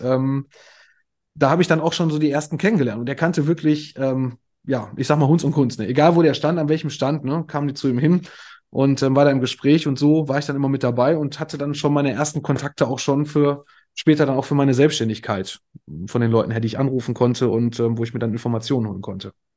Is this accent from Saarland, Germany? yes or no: no; Moers, North Rhine-Westphalia, Germany; also born or lived in Kamp-Lintfort; ich komme aus Mörs, das ist quasi direkt der Nachbarort hier